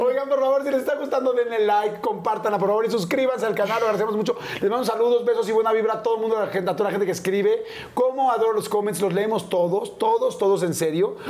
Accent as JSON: {"language": "Spanish", "area": "near Papantla", "region": "Veracruz", "country": "Mexico", "tie": "born or raised there", "moved": "yes", "said": "he pasado casi toda mi infancia y adolescencia en Veracruz en un pueblito muy chiquito cerca de Papantla"}